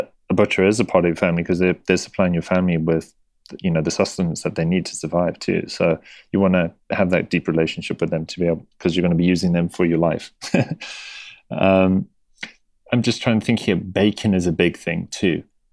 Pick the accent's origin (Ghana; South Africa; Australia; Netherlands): South Africa; moved away; my parents, I remember with them growing up in South Africa